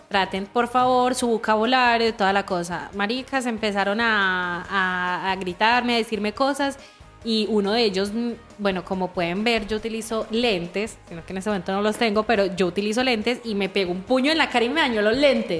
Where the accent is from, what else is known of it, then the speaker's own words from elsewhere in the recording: Medellín, Antioquia, Colombia; moved away as an adult; also born or lived in Barcelona, Spain; now in Chile; yo soy de Medellín